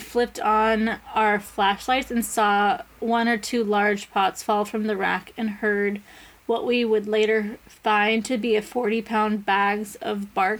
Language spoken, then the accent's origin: English; Edinburgh, Scotland, United Kingdom; Anyway, so I'm from Edinburgh, and it is famous for its underground haunted city.